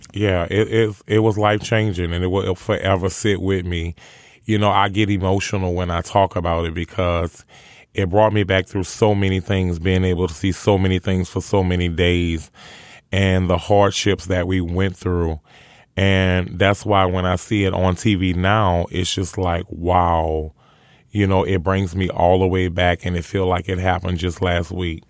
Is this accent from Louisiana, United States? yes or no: yes; New Orleans, Louisiana, United States; growing up in New Orleans and growing up around poverty and drugs and killings